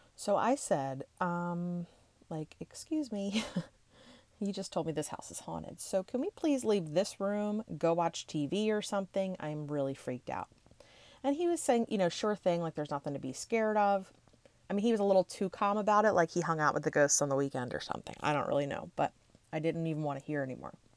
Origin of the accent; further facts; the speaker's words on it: Levittown, Pennsylvania, United States; since I grew up in the Levittown area